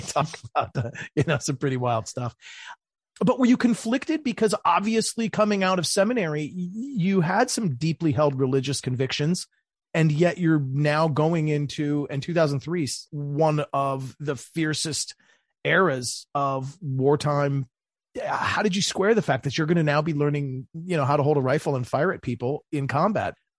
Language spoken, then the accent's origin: English; Maryland, United States; my home state of Maryland